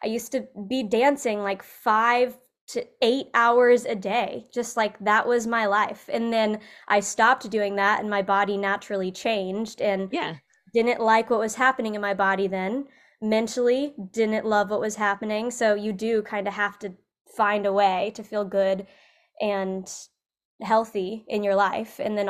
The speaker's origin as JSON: {"language": "English", "region": "Illinois", "country": "United States", "tie": "born or raised there", "said": "So like you said, I was raised in Central Illinois, and I was always into movement and sports as a kid."}